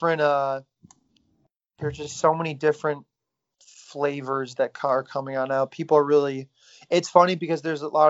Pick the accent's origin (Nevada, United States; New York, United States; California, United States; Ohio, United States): Ohio, United States; Cleveland; we're from Cleveland